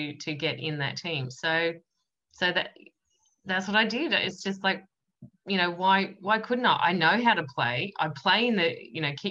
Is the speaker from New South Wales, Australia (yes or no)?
no; Yarra Valley, Victoria, Australia; I come from the Yarra Valley in Victoria, which is a semi-rural sort of place.